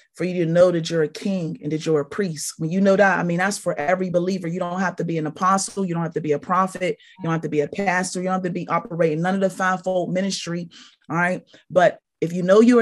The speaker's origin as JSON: {"language": "English", "town": "Pittsburgh", "region": "Pennsylvania", "country": "United States", "tie": "born or raised there", "also_born_or_lived": "Tallahassee, Florida"}